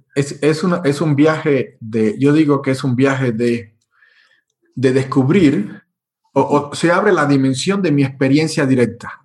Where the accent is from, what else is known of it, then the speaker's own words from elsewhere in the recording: Cuba; also born or lived in Europe; now in Mexico; donde nací en Cuba, eh, estoy en México